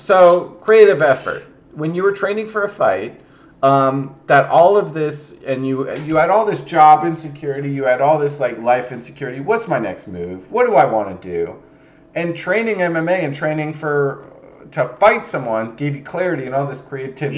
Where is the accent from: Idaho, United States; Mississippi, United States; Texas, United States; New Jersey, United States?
New Jersey, United States; also born or lived in New York City; I'm from Jersey